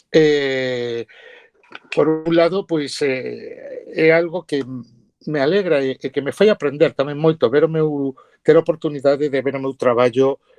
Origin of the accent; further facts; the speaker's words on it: Ourense, Galicia, Spain; Ourense é a miña cidade, a miña cidade natal, eu levo e visto a miña ourensanía polo mundo adiante